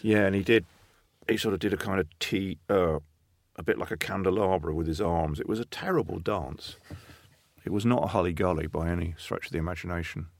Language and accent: English; Plymouth and Exmouth, Devon, South West England, United Kingdom; I grew up in First Plymouth and Exmouth in Devon. So I grew up by the sea